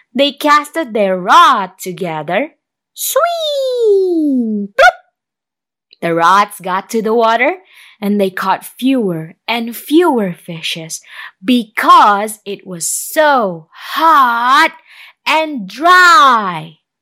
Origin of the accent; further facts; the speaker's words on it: Indonesia; I'm a storyteller from Indonesia